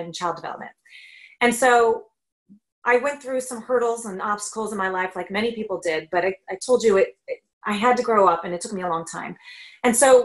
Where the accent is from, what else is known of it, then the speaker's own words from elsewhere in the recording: Northern Kentucky, United States; moved away as an adult; now in Canada; Kentucky, actually, Northern Kentucky, near Ohio.